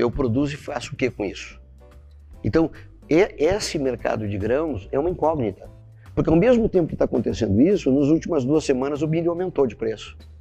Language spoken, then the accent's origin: Portuguese; Brazil; como brasileiro, né, e como latino-americano